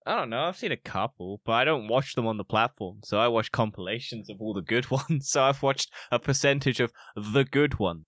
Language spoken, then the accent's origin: English; United Kingdom; I'm British